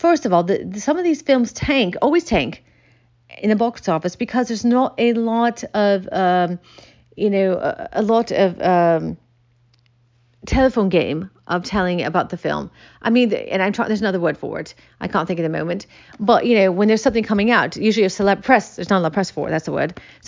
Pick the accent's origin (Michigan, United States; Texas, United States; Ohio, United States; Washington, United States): Michigan, United States; I grew up in Michigan, and I never forget when he came into my library